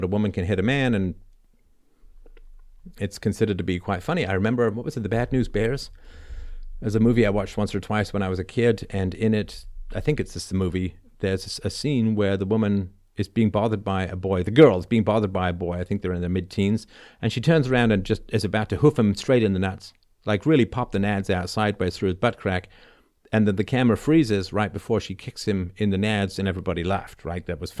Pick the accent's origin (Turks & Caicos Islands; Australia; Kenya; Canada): Canada; Toronto, Ontario; also born or lived in London; the apartment I grew up in Toronto, or half grew up in, part was in London, England.